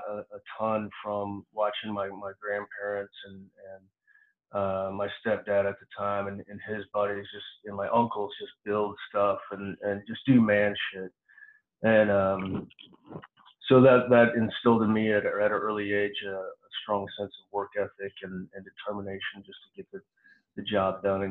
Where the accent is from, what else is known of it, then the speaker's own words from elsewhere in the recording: Clinton, Missouri, United States; I grew up in a small farm town, about 5,000 people when I was growing up. It's in central Missouri, small town called Clinton, Missouri